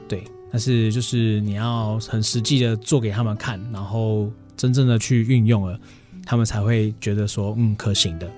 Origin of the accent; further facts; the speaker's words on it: Chiayi, Taiwan; moved away as an adult; now in Taichung, Taiwan; 我本身是嘉义人